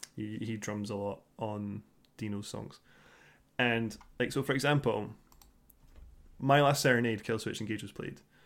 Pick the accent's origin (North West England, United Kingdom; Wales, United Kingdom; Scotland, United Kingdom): Scotland, United Kingdom; being Scottish